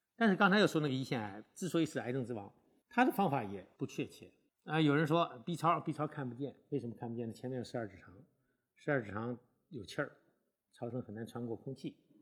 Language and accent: Chinese; China; 对我们中国人来讲的话